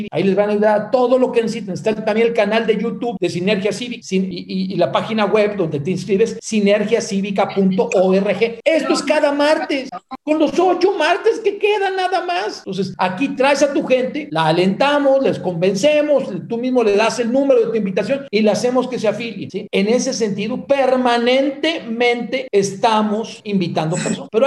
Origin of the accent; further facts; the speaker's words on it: Mexico; Somos los mexicanos o nadie más.